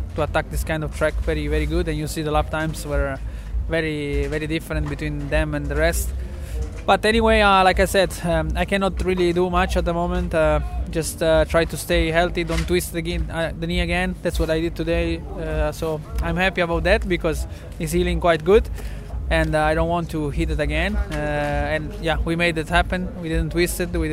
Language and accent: English; central Italy, Italy; we are from Central Italy